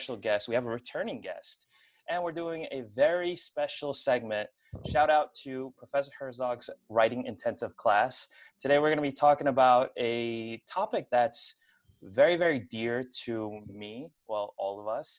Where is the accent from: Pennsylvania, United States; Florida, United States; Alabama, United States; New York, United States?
New York, United States; I was born and raised in New York